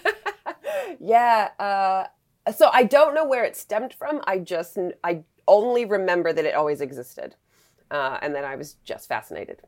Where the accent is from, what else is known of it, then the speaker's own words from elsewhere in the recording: Western Massachusetts, United States; I grew up in Western Massachusetts, so we didn't live at the beach